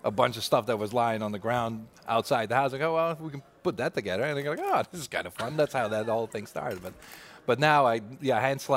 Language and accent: English; Netherlands; moved away as an adult; now in New Orleans, United States; raised in Holland, and I've been here 22 years now.